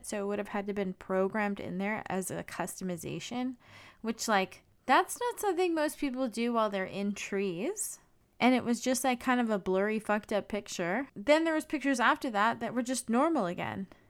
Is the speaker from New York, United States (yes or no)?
no; California, United States; I grew up in California